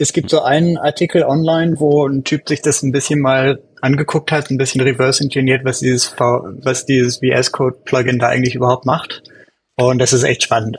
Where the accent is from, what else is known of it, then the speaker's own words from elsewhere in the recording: Germany; moved away as an adult; now in United States; ich komme eigentlich aus Deutschland, aber wohne in den USA seit, seit ein paar Jährchen